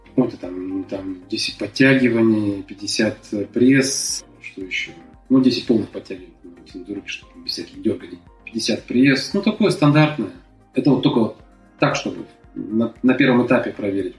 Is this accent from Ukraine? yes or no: no; Kazakhstan; moved away as an adult; я из Казахстана